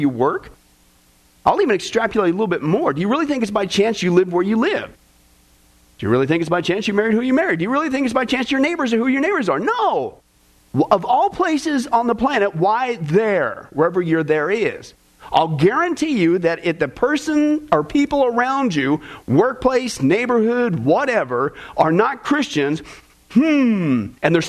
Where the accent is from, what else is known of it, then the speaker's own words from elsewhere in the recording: Kansas, United States; growing up in Kansas